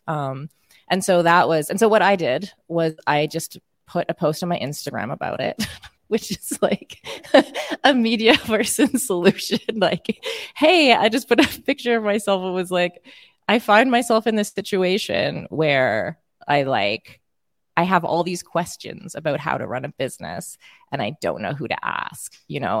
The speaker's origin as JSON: {"language": "English", "country": "Canada", "accent": "Canadian", "said": "my Canadian accent"}